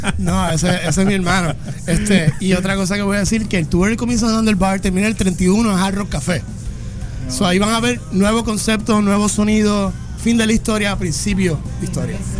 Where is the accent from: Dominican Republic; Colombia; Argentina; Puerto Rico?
Puerto Rico; yo soy de Juntas, Puerto Rico